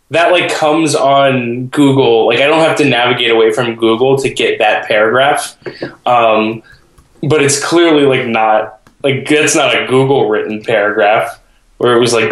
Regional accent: Hollywood, Florida, United States; I was born in Hollywood, Florida.

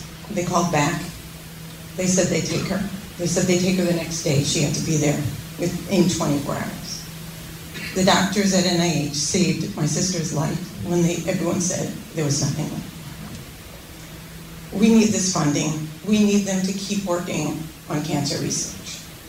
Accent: Southwest Harbor, Maine, United States; Senator Collins … I'm from Southwest Harbor

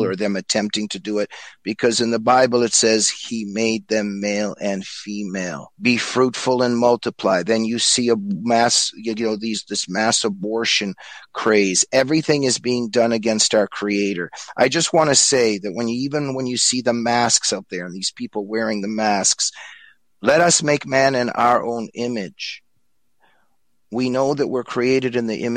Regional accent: United States; I was growing up in the United States

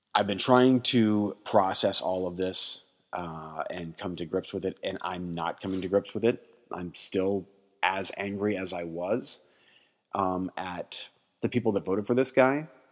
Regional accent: United States; as an American

